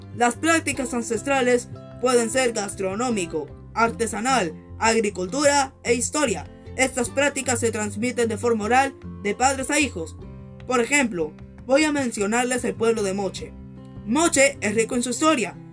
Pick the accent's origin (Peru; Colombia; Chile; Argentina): Peru; como peruanos que somos